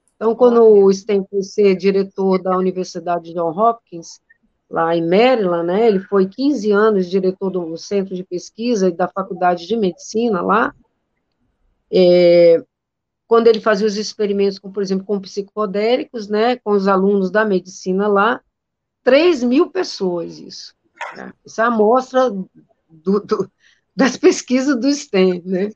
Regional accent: Northeast Region, Brazil; eu sou nordestina

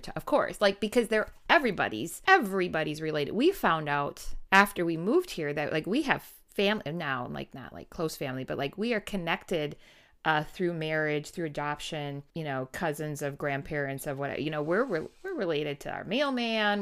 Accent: Wisconsin, United States

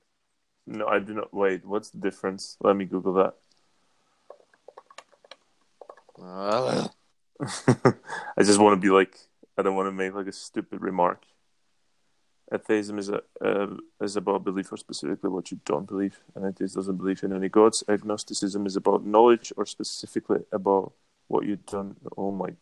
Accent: Czechia; I'm from Czech Republic. We are the most atheist country in Europe

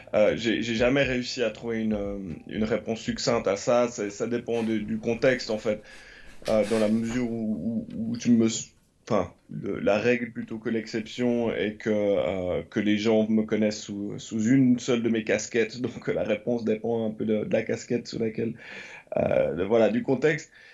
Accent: Lausanne, Vaud, Switzerland; moved away as an adult; also born or lived in London; now in Los Angeles, United States; j'ai grandi à Lausanne et autour de Lausanne comme enfant, donc dans les années 80.

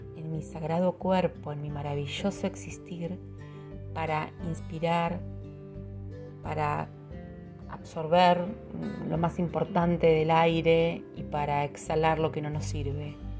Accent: Patagonia, Argentina; en mi país

